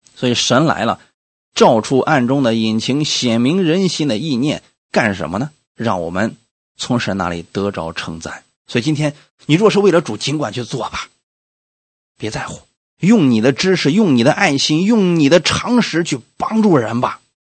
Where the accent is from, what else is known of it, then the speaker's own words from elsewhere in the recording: China; 我们中国人一年下来平均三个人能看一本书吧